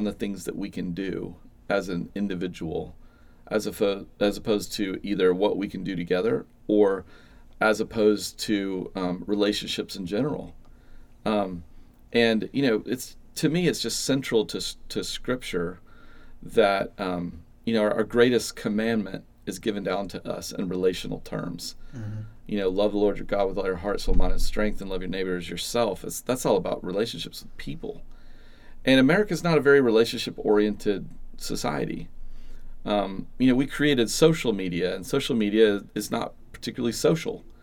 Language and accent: English; Atlanta, Georgia, United States; I grew up in the Atlanta suburbs